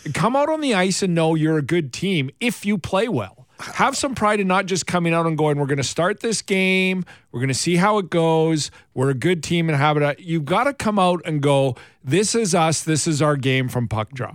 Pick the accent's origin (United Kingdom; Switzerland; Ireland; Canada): Canada; Alberta; I grew up in, in Alberta, in Western Canada